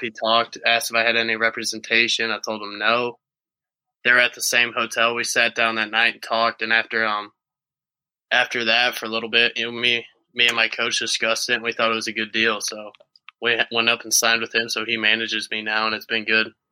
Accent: Jefferson County, near St. Louis, Missouri, United States; it's right in my hometown

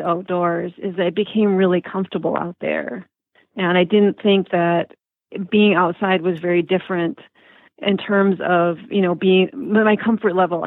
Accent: Marquette, Michigan, United States; moved away as an adult; also born or lived in Fargo, North Dakota / East Lansing, Michigan; I grew up there in Marquette and went to high school there, and then I went to college at Michigan State

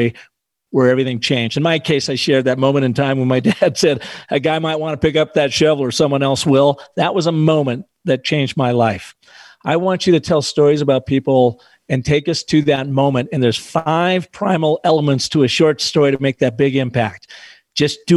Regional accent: Pacific Northwest, United States; also born or lived in northern Arizona; now in Arizona, United States; I grew up in the Pacific Northwest, and our babysitter was Stevens Pass

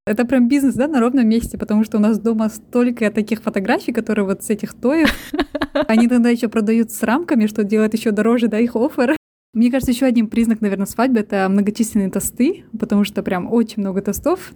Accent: Almaty, Kazakhstan; now in London, United Kingdom; Я живу и работаю в Лондоне, сама родом с Казахстана, с Алматы

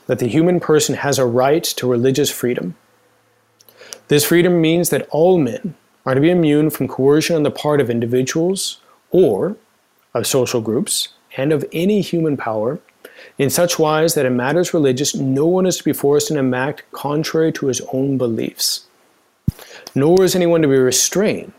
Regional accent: Idaho Falls, Idaho, United States; I grew up in Idaho Falls

